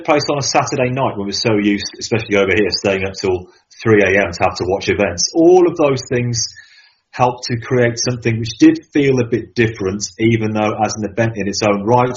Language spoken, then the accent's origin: English; Birmingham, West Midlands, United Kingdom; here in Birmingham, England, my hometown